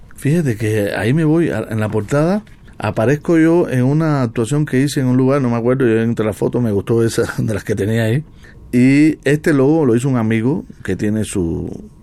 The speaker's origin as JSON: {"language": "Spanish", "country": "Cuba", "moved": "yes", "lives_now": "Mexico", "said": "en mi tierra no fui profeta"}